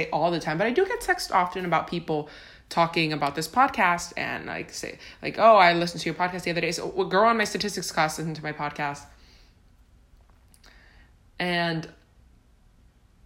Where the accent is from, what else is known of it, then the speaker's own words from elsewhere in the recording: Honduras; now in Tampa, United States; I was born and raised in Honduras